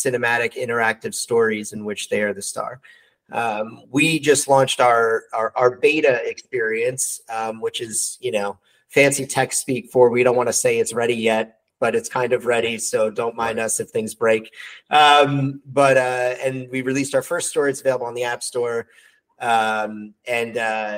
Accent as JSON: {"language": "English", "town": "New York City", "region": "New York", "country": "United States", "tie": "born or raised there", "moved": "as an adult", "lives_now": "New Jersey, United States", "said": "I'm born and raised New Yorker, born and raised in Brooklyn"}